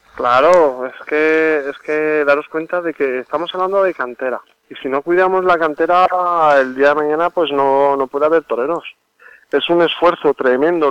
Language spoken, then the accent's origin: Spanish; Albacete, Castilla-La Mancha, Spain; nuestra tierra, Albacete